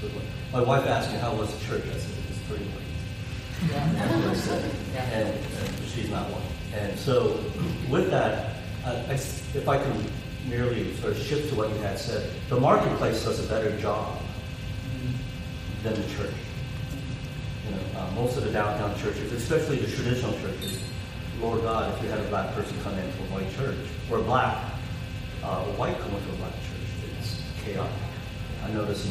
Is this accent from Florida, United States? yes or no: yes; Florida, United States; I'm from Florida